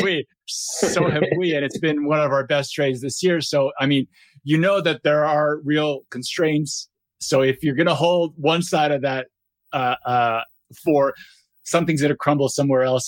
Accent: Brazil; moved away; I'm, I'm from Brazil originally

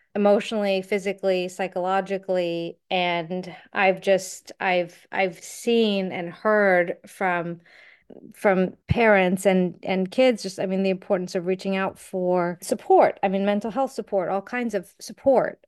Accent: United States; as an American

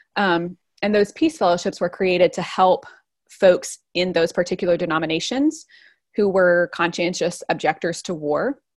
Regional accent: East Tennessee, United States; moved away as an adult; also born or lived in Nashville / Guatemala; now in Brooklyn, New York, United States; I'm from a kind of small town in East Tennessee, just right near the Smoky Mountains

